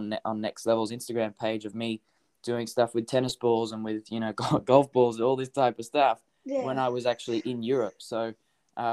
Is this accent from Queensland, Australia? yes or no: yes; Hervey Bay, Queensland, Australia; moved away; I come from Harvey Bay. It's like, there's like population, hardly